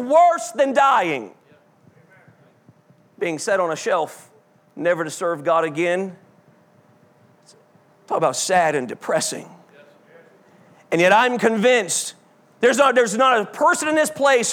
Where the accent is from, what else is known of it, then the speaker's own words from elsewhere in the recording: South Georgia, United States; growing up in South Georgia